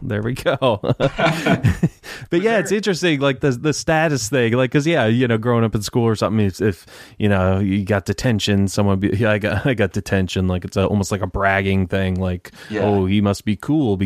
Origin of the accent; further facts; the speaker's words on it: Detroit, Michigan, United States; now in Tampa, United States; From Detroit. Suburbs, you know, suburban, yeah. But in Tampa, Florida now.